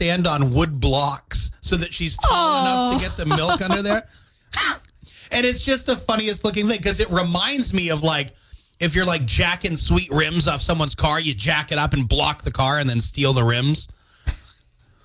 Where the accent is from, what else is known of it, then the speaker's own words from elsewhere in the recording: Windsor, Maine, United States; my hometown of Windsor